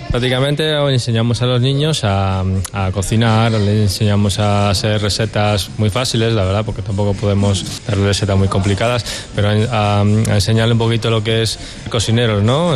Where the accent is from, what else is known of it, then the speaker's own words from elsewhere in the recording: Italy; moved away as an adult; also born or lived in Basque Country; now in Madrid, Spain; soy de origen italiana, ¿vale? Eh, y nada, he empezado a estudiar mi, mi escuela en Italia